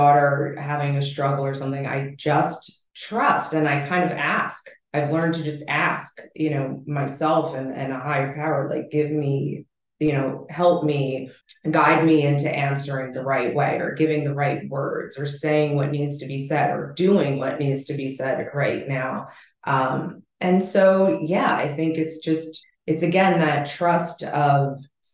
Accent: East Coast, United States; moved away as an adult; also born or lived in Los Angeles; I was, born and raised on the East Coast here, and my whole family's here

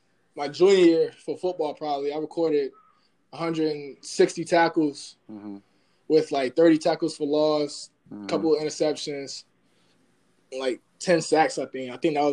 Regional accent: Bloomfield, United States; I grew up in Bloomfield.

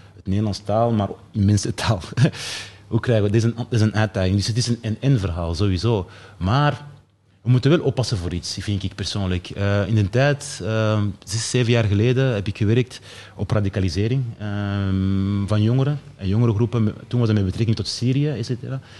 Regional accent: Mechelen, Flanders, Belgium; also born or lived in Keerbergen; Ik ben opgegroeid in Michelen, in een, eh, in een sociale wijk

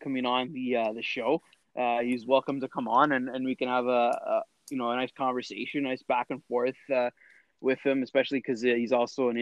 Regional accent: Canada; we're Canadian and, you know, Canadian Italians

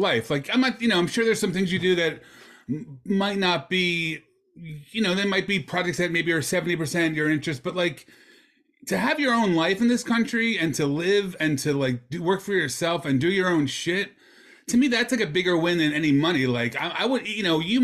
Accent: Philadelphia, Pennsylvania, United States; born and raised in Northeast Philadelphia, like myself.

